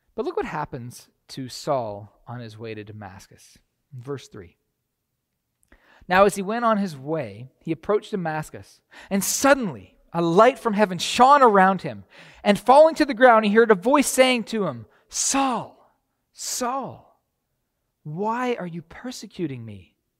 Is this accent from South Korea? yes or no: no; Canada; moved away as an adult; now in United States; I was from Canada